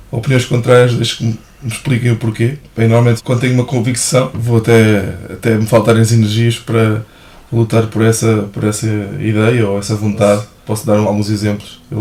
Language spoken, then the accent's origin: Portuguese; Almeirim, Santarém District, Portugal; also born or lived in Santarém / Lisbon; O meu pai era, era de Santarém, minha, do lado da minha mãe éramos de Abrantes. Um, e nasci em Santarém e vivi em Santarém até aos 5 anos. Ok. Pronto, depois desde aí vivi em Almeirim até aos meus